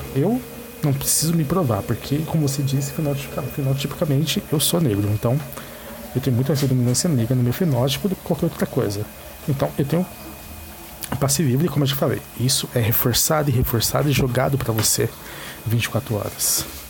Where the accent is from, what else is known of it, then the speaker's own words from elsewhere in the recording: São Paulo, Brazil; A região de São Paulo capital, todos sabem que é uma megalópole. E temos de tudo aqui. Eu sou um cara negro da quebrada